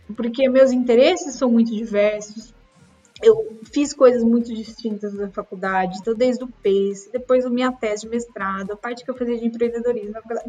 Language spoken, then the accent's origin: Portuguese; Brazil; moved away as an adult